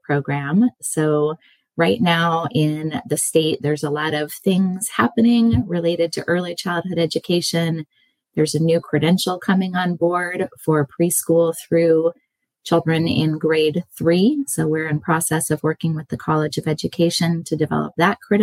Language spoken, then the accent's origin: English; California, United States; also born or lived in Indiana; I grew up in California